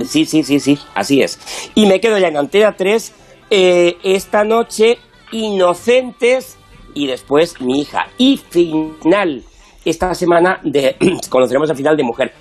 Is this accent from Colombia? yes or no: no; Castilla-La Mancha, Spain; yo que soy castellano manchego